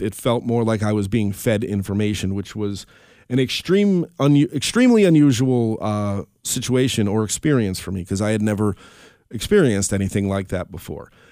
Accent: Albany, New York, United States; we're from the Albany area.

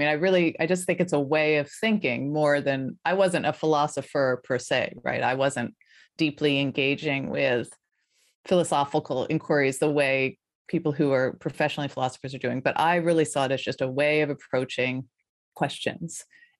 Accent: Colorado, United States; also born or lived in Philadelphia; I grew up in Colorado, in the foothills of Colorado, so pretty rural suburban.

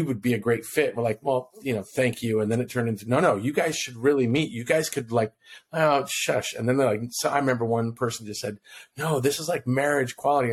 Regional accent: Kona, Hawaii, United States; I'm originally from Hawaii. That's why I said aloha. I'm originally from Kona, Hawaii.

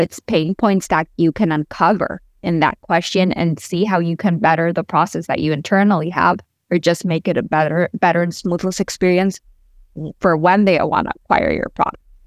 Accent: Honduras; also born or lived in Boston / Central America; now in Miami, United States; I was born and raised in Honduras, but I lived between Miami, Boston, Central America.

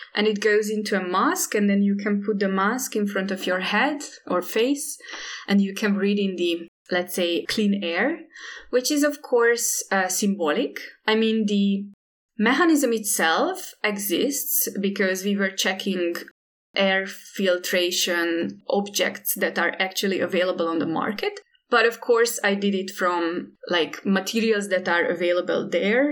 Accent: Hungary; also born or lived in Indonesia; I'm based in Budapest and, and I'm from Hungary

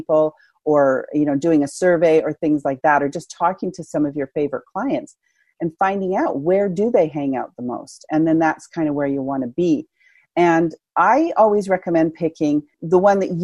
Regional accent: Canada; I'm Canadian

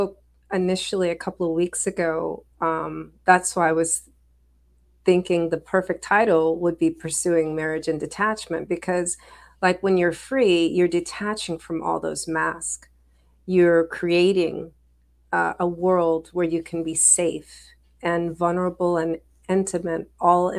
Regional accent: United States; I'm Black American.

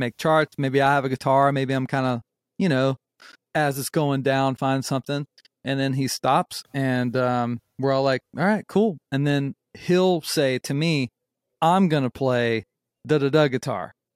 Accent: North Myrtle Beach, South Carolina, United States; also born or lived in Charlotte, North Carolina / Summerville, South Carolina; I was born in Charlotte, North Carolina, and then, you know, I grew up in North Myrtle Beach. And then when I was around, I guess a little blurry, I guess when I was around, like, eleven or twelve, we moved to Somerville

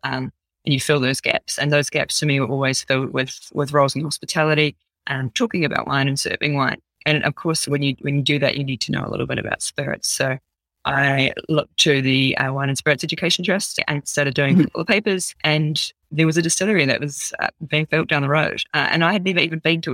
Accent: New Zealand; I'm a Kiwi girl through and through.

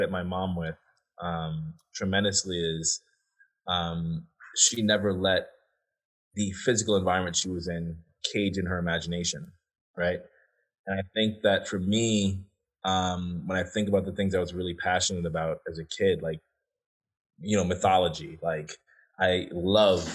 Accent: New York City, New York, United States; also born or lived in St. Thomas, U.S. Virgin Islands; I grew up in the Bronx. Yeah, I'm originally from the U.S. Virgin Islands, St. Thomas

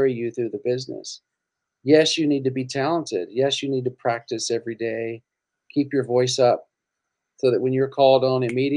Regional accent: Mississippi, United States; moved away as an adult; now in Los Angeles, United States; I was from Mississippi

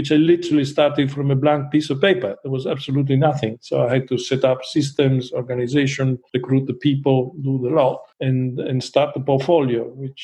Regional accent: Trieste, Friuli-Venezia Giulia, Italy; moved away; also born or lived in Guernsey; I was born in Trieste

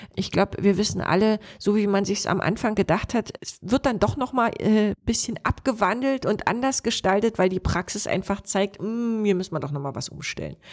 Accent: Lower Lusatia, Brandenburg, Germany; Unser Landkreis hier, Spree-Neiße, Cottbus, Oberspreewald-Lausitz, wir sind mit die Region in Brandenburg mit der höchsten Hochaltrigkeit.

